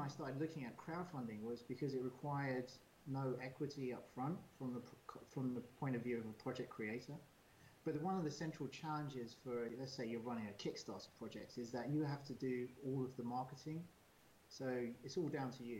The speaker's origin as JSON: {"language": "English", "region": "London", "country": "United Kingdom", "tie": "born or raised there", "also_born_or_lived": "Seattle", "moved": "yes", "said": "I was born in London"}